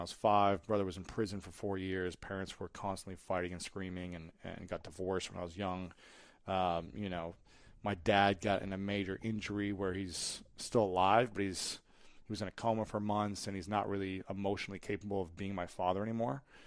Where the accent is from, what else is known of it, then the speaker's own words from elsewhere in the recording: United States; I grew up in America